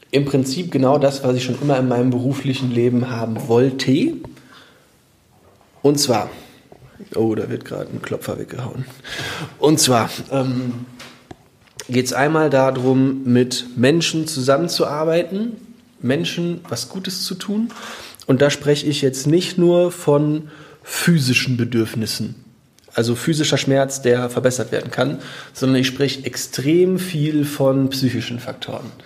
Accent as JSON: {"language": "German", "town": "Menden", "region": "North Rhine-Westphalia", "country": "Germany", "tie": "born or raised there", "said": "wo jeder reingucken konnte, mitten durch Menden, meine Heimatstadt."}